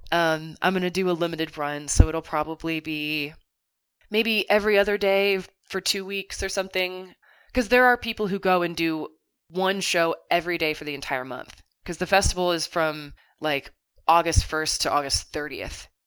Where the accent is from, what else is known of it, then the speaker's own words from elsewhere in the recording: Kentucky, United States; growing up in Kentucky, I didn't feel like I could be the person that I wanted to be